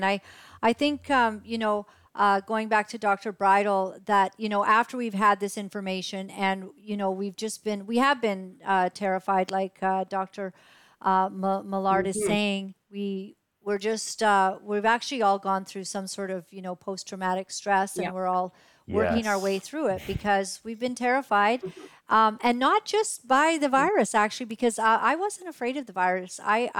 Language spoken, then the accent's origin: English; Canada; also born or lived in United States; I'm Canadian and American.